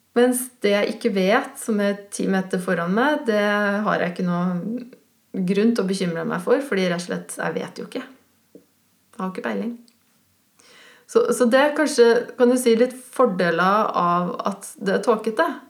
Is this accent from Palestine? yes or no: no; Switzerland; now in Norway; på fjellet oppe i Sveits, der jeg kommer fra